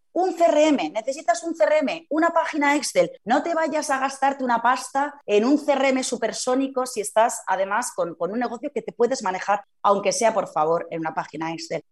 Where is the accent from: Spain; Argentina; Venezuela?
Spain; Zaragoza, Aragon; yo que soy de Zaragoza